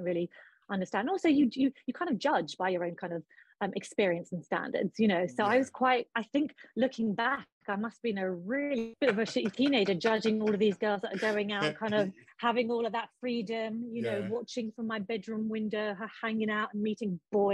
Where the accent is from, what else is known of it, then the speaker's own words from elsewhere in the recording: London, United Kingdom; also born or lived in Pakistan; I was born in London, but raised in London and Pakistan